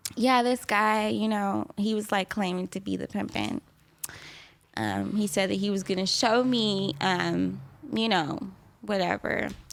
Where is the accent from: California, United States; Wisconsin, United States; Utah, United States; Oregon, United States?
California, United States; San Diego; also born or lived in Kansas City, Missouri; I live, I grew up in San Diego.